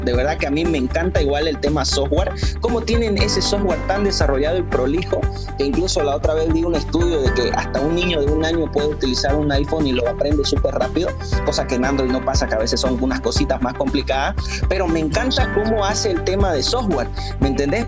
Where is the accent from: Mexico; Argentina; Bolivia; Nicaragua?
Bolivia; yo también soy boliviano